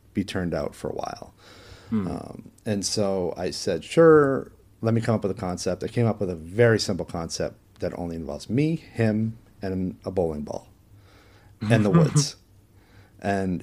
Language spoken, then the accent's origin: English; Maine, United States; my hometown in Maine